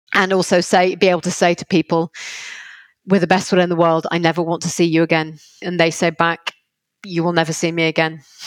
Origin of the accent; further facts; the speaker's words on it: Liverpool, North West England, United Kingdom; I'm from Liverpool and intentionally stayed in Liverpool